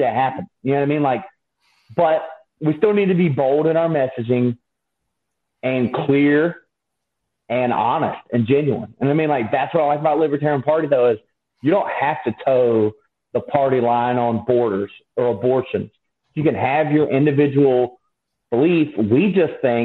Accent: Yulee, Florida, United States; I grew up in Yulee, Florida, which is the town just north of Jacksonville

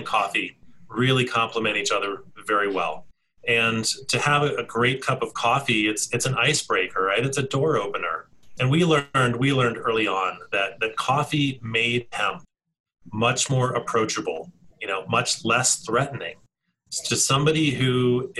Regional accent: D.C., East Coast, United States; now in Colorado, United States; I grew up on the East Coast just outside of Washington, D.C.

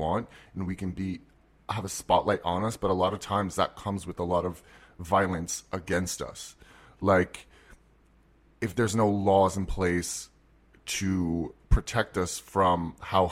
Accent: New York City, New York, United States; I'm from New York

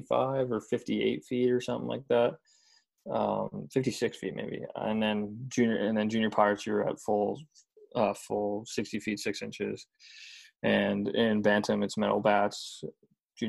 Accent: Nanaimo, British Columbia, Canada; born or raised there; moved away as an adult; also born or lived in Vauxhall, Alberta

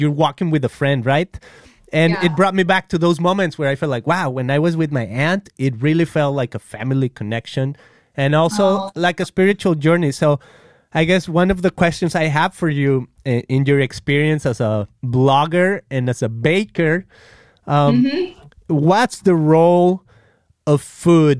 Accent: Guadalajara, Jalisco, Mexico; moved away as an adult; I'm from Guadalajara, yes. Mexico, and it's kind of like central Mexico and to the west

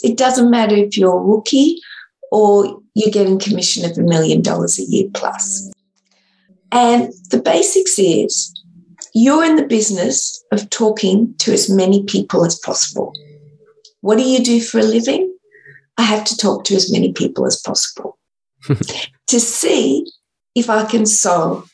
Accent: Sydney, New South Wales, Australia; I'm from Sydney, Australia

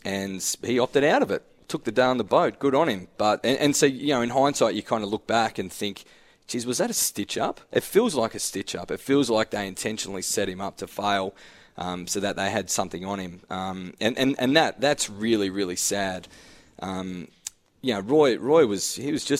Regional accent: Claremont, Glenorchy, Tasmania, Australia; I'm a public school boy, Claremont, played footy, Glenorchy. That type of banter I was brought up on

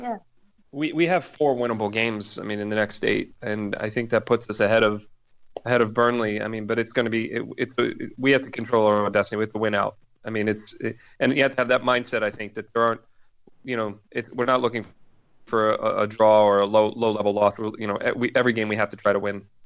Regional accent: Philadelphia, Pennsylvania, United States; now in Boston, United States; I live outside of Boston, um, and I'm originally from Philadelphia

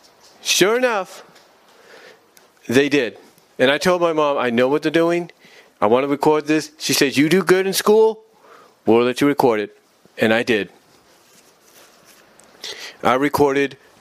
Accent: Fremont, California, United States; moved away; also born or lived in Kansas; We were living on Tamayo Street in Fremont, California

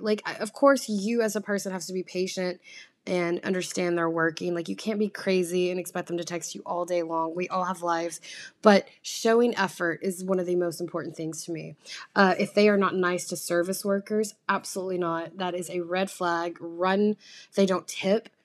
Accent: the South, United States; now in New York, United States; I come from the South where, um, you're raised kind of more traditionally

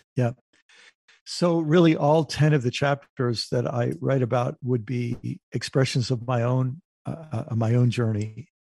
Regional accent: United States; I'm an American

